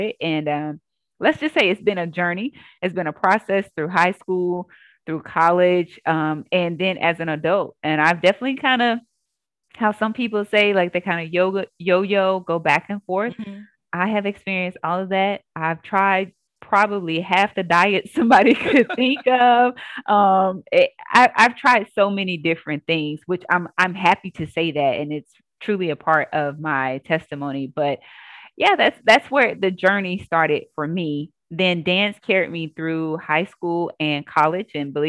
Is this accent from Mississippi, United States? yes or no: yes; Jackson, Mississippi, United States; Born and raised in Jackson, Mississippi